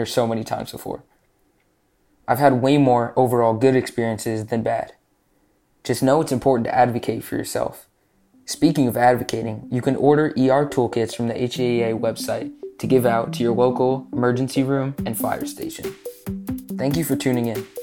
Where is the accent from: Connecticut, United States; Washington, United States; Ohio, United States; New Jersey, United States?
New Jersey, United States; I'm 15 years old, and I'm from New Jersey